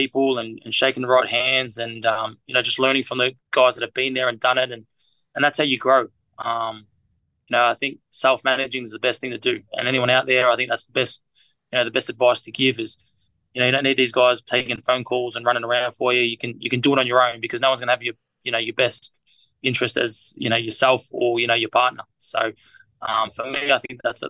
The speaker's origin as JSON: {"language": "English", "country": "Australia", "said": "I'm an Aussie"}